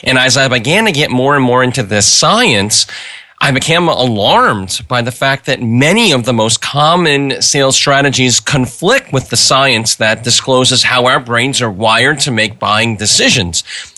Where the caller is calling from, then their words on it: Minneapolis, Minnesota, United States; I am from Minneapolis, Minnesota.